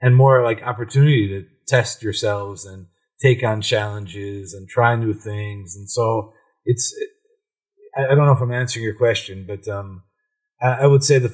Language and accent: English; Cleveland, Ohio, United States; now in Brussels, Belgium; I'm from Cleveland, yeah. Ohio